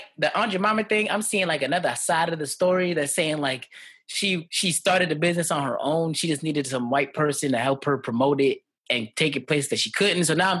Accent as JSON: {"language": "English", "town": "New York City", "region": "New York", "country": "United States", "tie": "born or raised there", "also_born_or_lived": "Jamaica", "said": "growing up in the Bronx"}